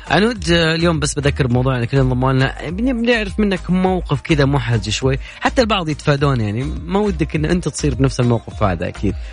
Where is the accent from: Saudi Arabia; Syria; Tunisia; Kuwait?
Saudi Arabia; باحثة الفضاء والصواريخ عندنا في السعودية عشان تعطينا الحسبة صح